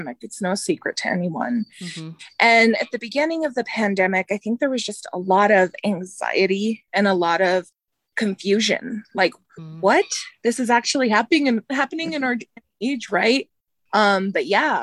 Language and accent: English; Albuquerque, New Mexico, United States; I had got an internship in my hometown station. It's KOB. They're the NBC station in Albuquerque.